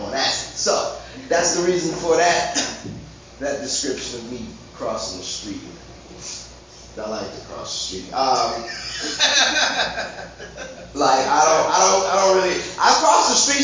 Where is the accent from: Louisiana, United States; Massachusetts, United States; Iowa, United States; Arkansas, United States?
Louisiana, United States; New Orleans; I'm from New Orleans.